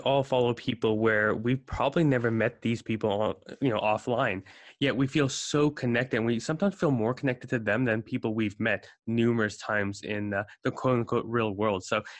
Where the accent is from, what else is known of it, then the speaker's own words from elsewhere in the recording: South Africa; now in United States; So I immigrated from South Africa to the States in 07. And, you know, I go with the adage that most immigrants are lawyers, doctors, or failures.